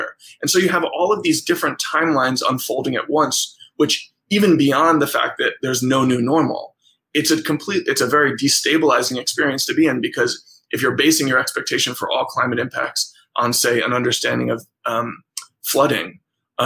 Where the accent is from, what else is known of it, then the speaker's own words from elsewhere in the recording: New York, United States; I'm a New Yorker